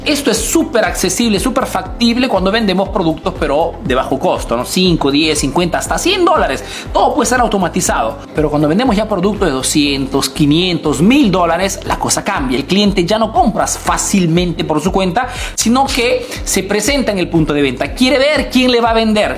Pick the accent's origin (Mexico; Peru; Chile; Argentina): Peru; now in Italy